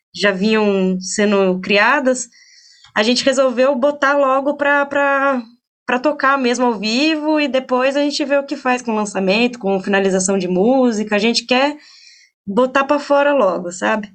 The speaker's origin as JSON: {"language": "Portuguese", "town": "Bragança Paulista", "region": "São Paulo", "country": "Brazil", "tie": "born or raised there", "said": "eu sou de Bragança Paulista, né? Eu nasci aqui"}